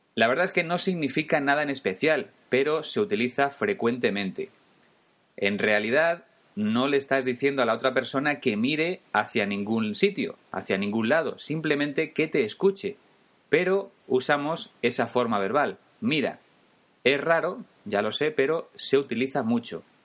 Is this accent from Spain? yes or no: yes; Spain; los españoles